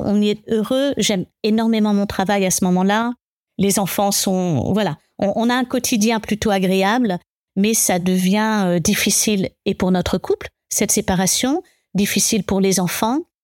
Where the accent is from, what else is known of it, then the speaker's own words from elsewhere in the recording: Paris suburbs, Île-de-France, France; moved away as an adult; also born or lived in England / Germany / Argentina; J'ai grandi dans cette banlieue parisienne